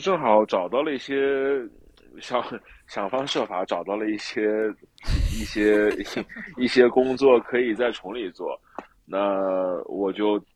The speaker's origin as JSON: {"language": "Chinese", "town": "Jingmen", "region": "Hubei", "country": "China", "tie": "born or raised there", "also_born_or_lived": "Beijing / Chongli", "moved": "yes", "lives_now": "Hemu, China", "said": "就是在我湖北省京本市这么一个地级市"}